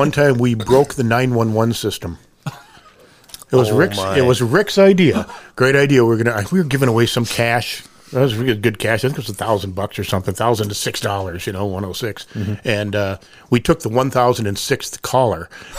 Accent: Columbia Heights, Minnesota, United States; moved away as an adult; also born or lived in Eau Claire, Wisconsin / Appleton, Wisconsin; I'm from Minneapolis originally, northeast Minneapolis, a little town called Columbia Heights.

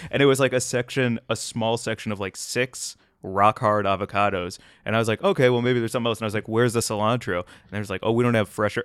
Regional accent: St. Louis, Missouri, United States; also born or lived in Chicago; now in Los Angeles, United States; I grew up in Saint Louis, home of, uh, Emo's Pizza

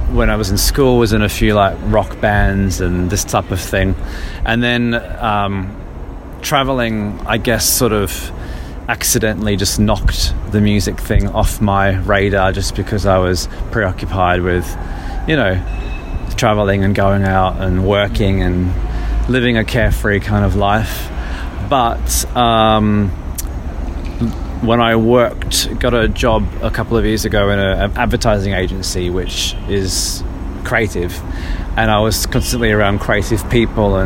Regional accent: Australia; moved away as an adult; also born or lived in Brazil; now in London, United Kingdom; I'm from Australia.

